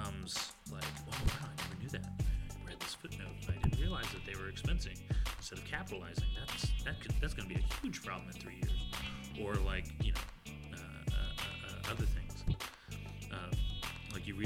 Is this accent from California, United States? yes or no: no; Austin, Texas, United States; I'm from Austin.